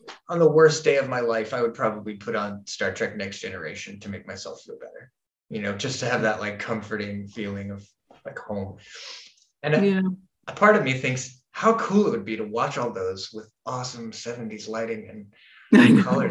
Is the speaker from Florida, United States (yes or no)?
yes; Florida, United States; I grew up in Florida